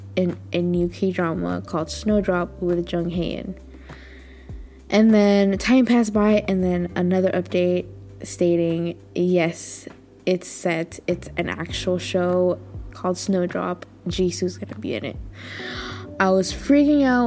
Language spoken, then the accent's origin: English; United States; I'm just an American